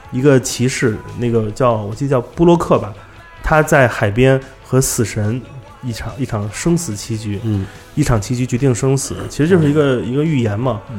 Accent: China; 因为我是中国人，嗯。我关注都是中国本地的艺术家

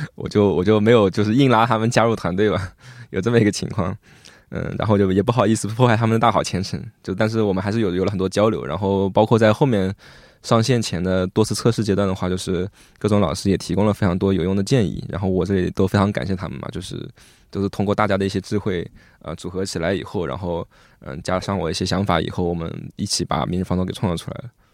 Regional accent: Hangzhou, Zhejiang, China; 而且我们都是杭州人

